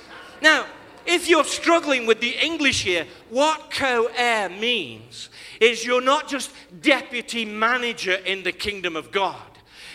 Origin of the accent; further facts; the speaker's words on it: Nigeria; You see, when Kathy and I were growing up, you might think, because I'm a Nigerian, we're a Christian nation, that makes me a Christian.